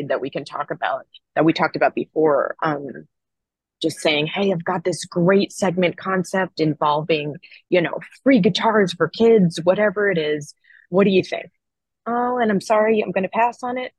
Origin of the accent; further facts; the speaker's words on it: Rockland County, New York, United States; also born or lived in Arizona; now in Brooklyn, United States; I grew up in New York. I grew up in Rockland County.